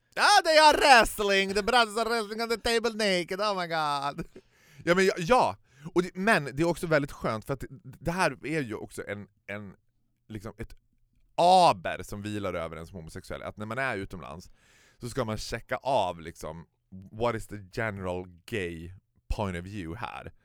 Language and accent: Swedish; Sweden; Vi är svenskar